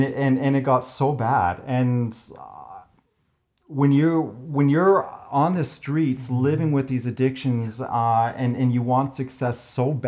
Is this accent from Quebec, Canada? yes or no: no; Crowsnest Pass, Alberta, Canada; also born or lived in Lethbridge; Growing up in the Crow's Nest Pass, we were not as entertained as maybe our city brethren were.